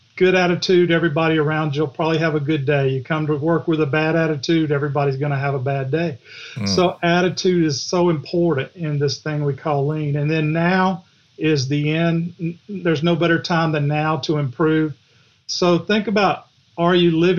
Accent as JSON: {"language": "English", "town": "Griffin", "region": "Georgia", "country": "United States", "tie": "born or raised there", "accent": "Southern", "said": "Grew up in Griffin"}